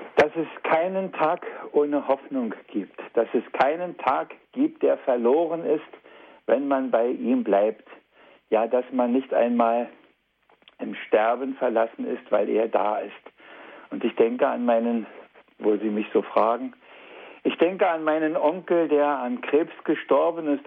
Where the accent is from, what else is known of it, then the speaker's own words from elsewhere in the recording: East Germany, Germany; hier bei uns in der DDR damals